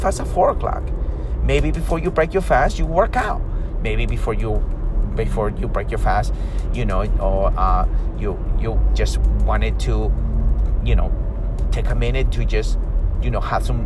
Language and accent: English; Peru; I'm from South America, Peru